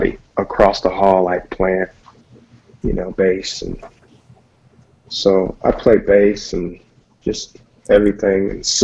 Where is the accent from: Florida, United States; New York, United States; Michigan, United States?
Michigan, United States; moved away as an adult; also born or lived in California; I'm originally from Michigan, and then I moved to California and in pursuit of a career in music.